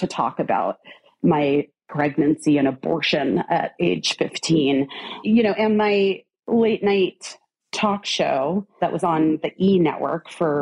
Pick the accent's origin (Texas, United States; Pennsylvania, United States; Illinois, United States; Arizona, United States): Arizona, United States; I grew up in Arizona